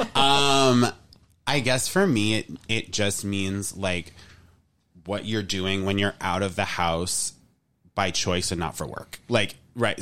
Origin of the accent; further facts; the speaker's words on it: New England, United States; I am from New England